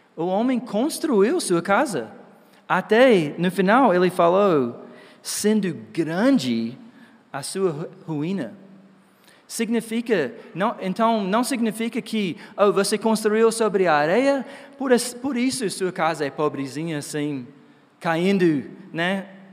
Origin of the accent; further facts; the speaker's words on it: Georgia, United States; Portuguese is a second language; moved away; Eu sou dos Estados Unidos, né, no Georgia